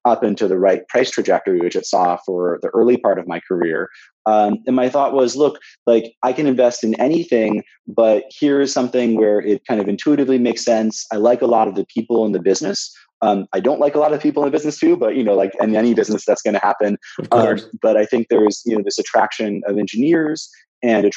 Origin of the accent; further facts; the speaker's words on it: Santa Monica, California, United States; I grew up in Santa Monica, California